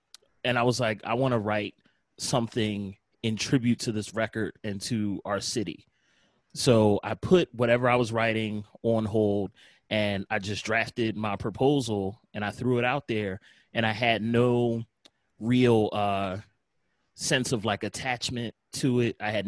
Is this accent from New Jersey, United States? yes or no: no; Philadelphia, Pennsylvania, United States; I'm from Philly. I remember vividly what Philadelphia was like in the early and mid 90s, what our music scene was like.